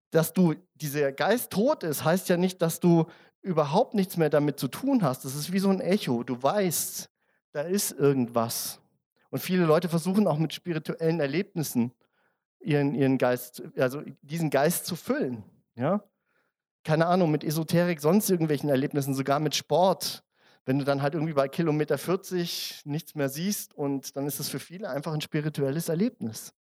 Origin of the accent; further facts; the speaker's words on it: Germany; now in Austria; Ich bin ja Zugreister. Ne? Ich bin ja, wie man hört, äh, wahrscheinlich, ich bin Deutscher. Ähm, und ich wollte ein Bankkonto in Österreich aufmachen.